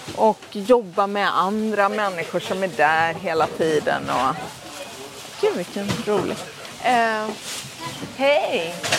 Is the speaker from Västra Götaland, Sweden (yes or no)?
yes; Gothenburg, Västra Götaland, Sweden; Jag är från Göteborg